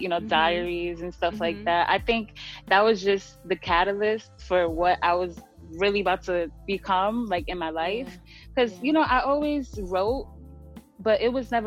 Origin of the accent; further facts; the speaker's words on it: New York City, New York, United States; growing up in the Bronx